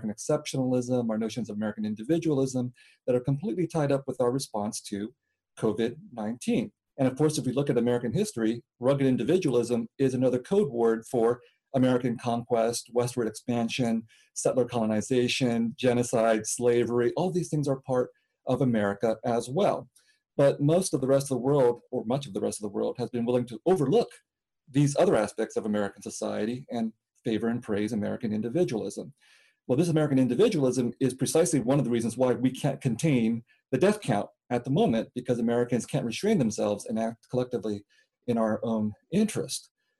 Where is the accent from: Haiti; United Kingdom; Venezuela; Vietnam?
Vietnam; moved away; But I came from Vietnam as a refugee from the Vietnam War